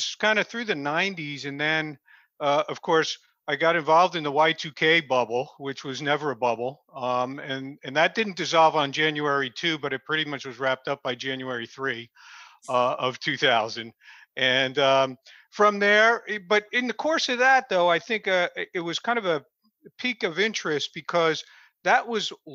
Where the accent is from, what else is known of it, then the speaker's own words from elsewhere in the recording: Clifton, New Jersey, United States; I grew up in Clifton, New Jersey, just north of where I'm at now